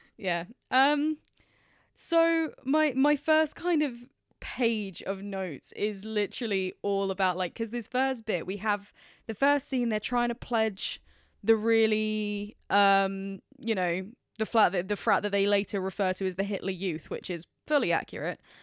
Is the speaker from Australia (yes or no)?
no; England, United Kingdom; as an English person